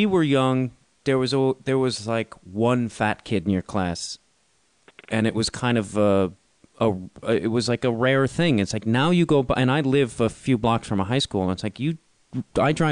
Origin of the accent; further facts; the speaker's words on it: Chicago, Illinois, United States; growing up in Chicago